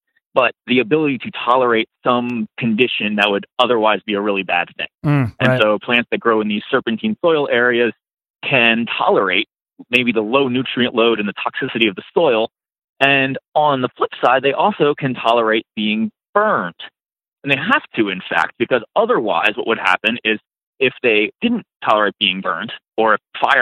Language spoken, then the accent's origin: English; East Coast, United States; I grew up on the East Coast